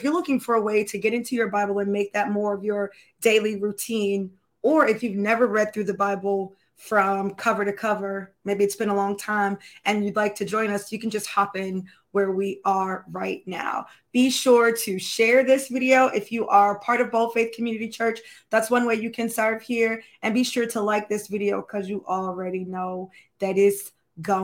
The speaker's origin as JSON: {"language": "English", "region": "Florida", "country": "United States", "said": "I'm from Florida"}